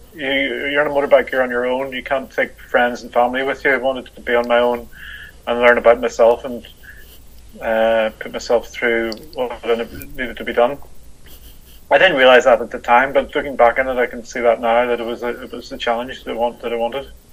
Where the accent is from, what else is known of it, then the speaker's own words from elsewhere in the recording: Belfast, Northern Ireland, United Kingdom; I was brought up in the 70s in Belfast